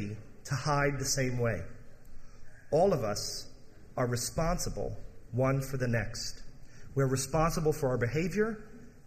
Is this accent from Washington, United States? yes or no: no; Michigan, United States; I grew up in Michigan.